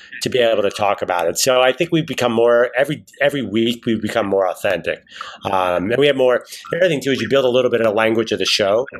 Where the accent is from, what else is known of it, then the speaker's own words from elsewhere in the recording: Philadelphia, Pennsylvania, United States; now in New York, United States; I come from Philadelphia, which is Angelo Cataldi territory